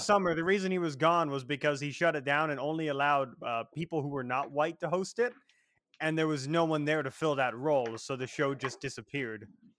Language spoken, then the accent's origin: English; Illinois, United States; moved away as an adult; now in South Dakota, United States; I feel like I should say from Illinois, but technically speaking, I don't live there anymore. And so I was like, even though I've only lived in South Dakota for like a year and a half, 2 years at this point